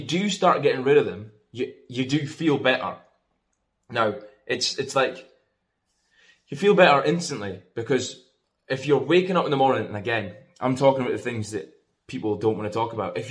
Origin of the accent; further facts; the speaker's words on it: Scotland, United Kingdom; I'm from Scotland.